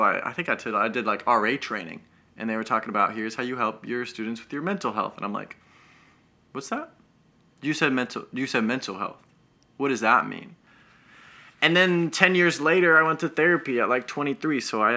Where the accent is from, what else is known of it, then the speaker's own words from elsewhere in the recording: Denver, Colorado, United States; but I hail from Denver. That's home. That's where I was born and raised.